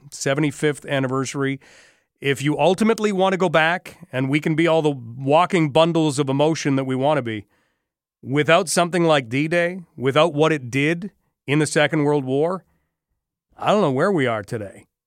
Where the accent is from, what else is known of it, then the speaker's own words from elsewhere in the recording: Canada; We're Canadian